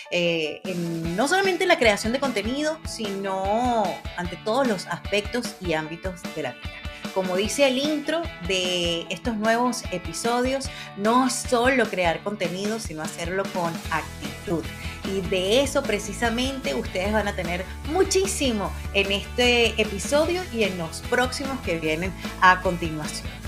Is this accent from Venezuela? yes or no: yes; Venezuela; moved away as an adult; Hace aproximadamente 27 años comencé en la radio en mi país de origen, en Venezuela, y el género de la radio en la que yo estaba comenzando y con el que me quedé siempre fue el rock and roll.